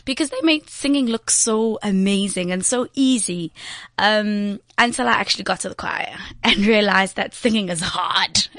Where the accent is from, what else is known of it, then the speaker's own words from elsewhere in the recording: Johannesburg, Gauteng, South Africa; I'm actually from um, Eldorado Park